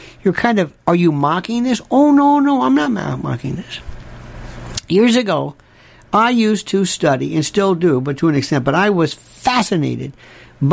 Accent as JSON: {"language": "English", "region": "the South", "country": "United States", "tie": "born or raised there", "said": "growing up in the South"}